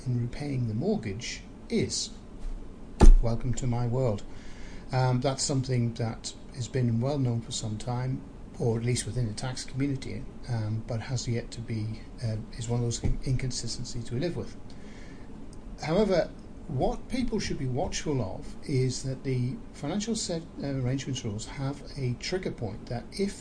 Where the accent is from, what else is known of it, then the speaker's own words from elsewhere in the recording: Northern Ireland, United Kingdom; now in New Zealand; I was born in Northern Ireland